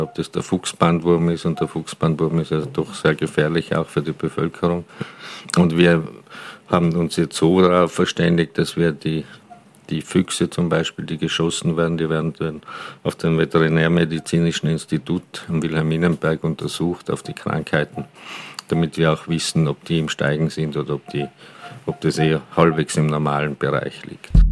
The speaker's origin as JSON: {"language": "German", "town": "Galtür", "region": "Tyrol", "country": "Austria", "tie": "born or raised there", "also_born_or_lived": "Hall in Tirol", "moved": "as an adult", "lives_now": "Vienna, Austria", "said": "geboren in Galtür in Tirol, dort aufgewachsen, dann eine Station in Hall in Tirol gemacht mit Matura und seit 33 Jahren in Wien lebend"}